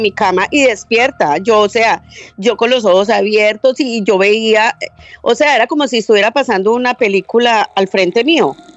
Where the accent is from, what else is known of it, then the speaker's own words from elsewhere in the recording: Medellín, Antioquia, Colombia; now in Florida, United States; yo nací en Medellín